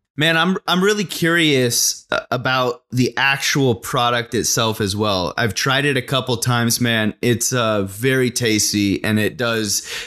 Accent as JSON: {"language": "English", "region": "Arizona", "country": "United States", "tie": "born or raised there", "said": "getting out of my small town I was in through soccer to kind of get to college. And so I busted it uh, sophomore year playing with a, a Premier League down in uh, a, a big city. I was uh, about an hour and a half away in Phoenix. I'm from Arizona"}